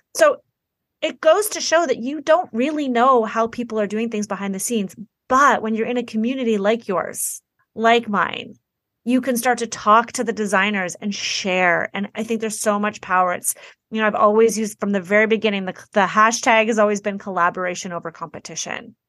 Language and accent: English; Toronto, Ontario, Canada; I'm from Toronto, Canada.